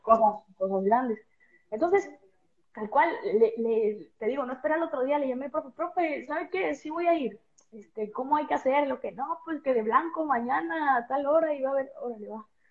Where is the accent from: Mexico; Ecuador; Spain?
Mexico; Veracruz; Yo soy del puerto de Veracruz